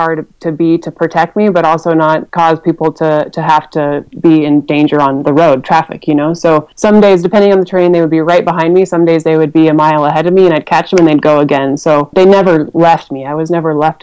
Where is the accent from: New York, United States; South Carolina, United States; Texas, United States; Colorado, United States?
Colorado, United States; Rifle; Rifle, my hometown